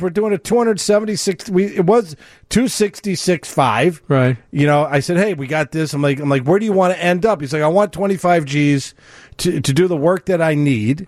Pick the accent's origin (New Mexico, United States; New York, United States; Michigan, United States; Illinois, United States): New York, United States; moved away; I was born in New York